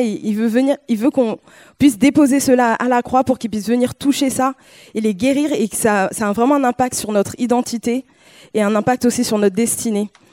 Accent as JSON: {"language": "French", "country": "France", "tie": "born or raised there", "said": "je suis née en France et je suis euh, et mes parents sont originaires du Ghana"}